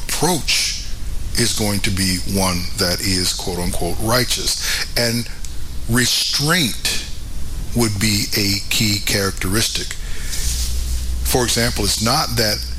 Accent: United States; I am an American, not just by birth

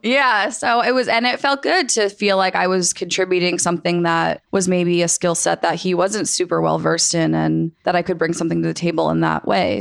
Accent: Rhode Island, United States; moved away as an adult; also born or lived in Syracuse, New York; now in Los Angeles, United States; I grew up in Rhode Island

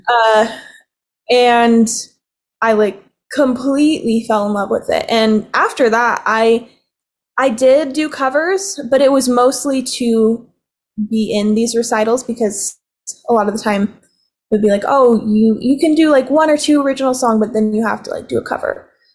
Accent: Provo, Utah, United States; I was born and raised in Provo, Provo Utah

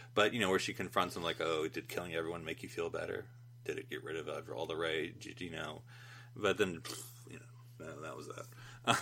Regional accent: United States; as an American

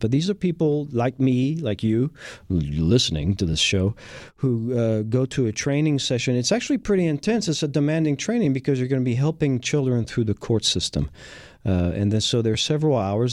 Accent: France; also born or lived in Texas; now in Houston, United States; having been born and raised in France

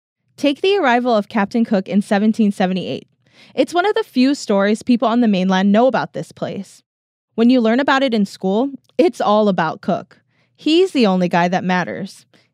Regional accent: Waimanalo, Hawaii, United States; I grew up in Waimanalo on Hawaiian homesteads with my grandma and my mom and my brother. Hawaiian homesteads are areas of land set aside for Native Hawaiians.

